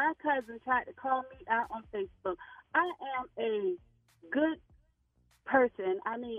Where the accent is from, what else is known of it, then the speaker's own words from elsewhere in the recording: Winston, South Carolina, United States; I'm from Winston, South Carolina.